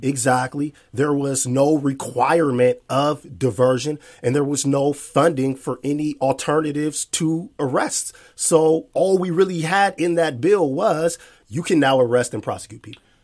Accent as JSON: {"language": "English", "town": "Seattle", "region": "Washington", "country": "United States", "tie": "born or raised there", "said": "I'm born and raised here"}